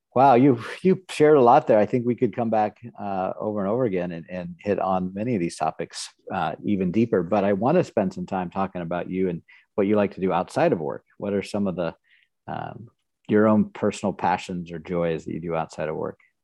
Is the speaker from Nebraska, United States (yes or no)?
yes; Nebraska, United States; moved away as an adult; also born or lived in Houston, Texas / Tulsa, Oklahoma / Kansas City; I grew up in Nebraska for the most part.